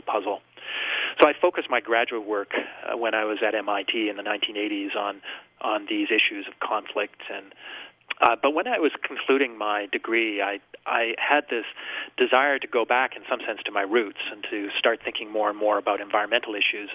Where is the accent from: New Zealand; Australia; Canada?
Canada; Vancouver Island, British Columbia; I grew up in British Columbia on Vancouver Island